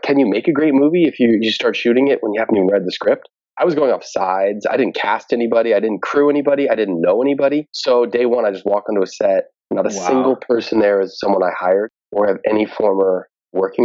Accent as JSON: {"language": "English", "region": "New Jersey", "country": "United States", "also_born_or_lived": "New York City", "moved": "as an adult", "lives_now": "Los Angeles, United States", "said": "I'm from New Jersey"}